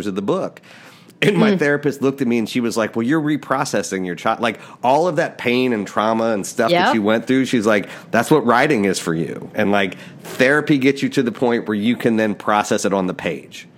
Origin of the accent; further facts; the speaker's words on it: Appalachia, United States; moved away; I grew up in Appalachia, small town, like, working class people all around